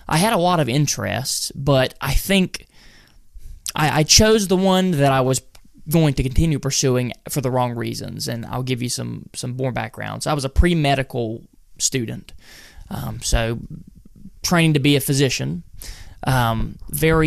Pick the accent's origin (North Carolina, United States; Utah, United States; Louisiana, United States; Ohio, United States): North Carolina, United States; right in the center of North Carolina